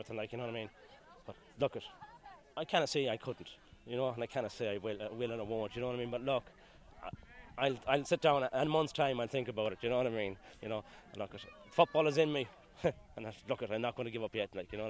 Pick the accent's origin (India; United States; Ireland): Ireland; Mayo, Connacht; moved away; I'm originally from Mayo